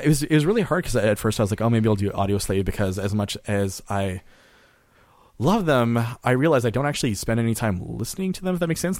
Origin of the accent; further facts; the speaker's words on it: Canada; as a Canadian